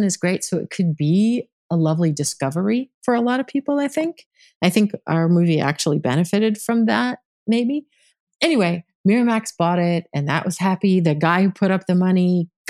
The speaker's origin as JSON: {"language": "English", "region": "Midwest", "country": "United States", "moved": "yes", "said": "I'm from the Midwest."}